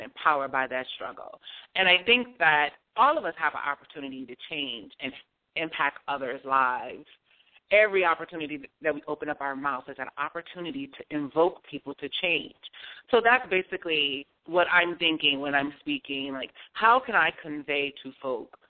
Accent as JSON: {"language": "English", "town": "Detroit", "region": "Michigan", "country": "United States", "tie": "born or raised there", "also_born_or_lived": "New Jersey", "moved": "as an adult", "lives_now": "New York, United States", "said": "Growing up in Detroit, you know, it meant a lot to me to be around family"}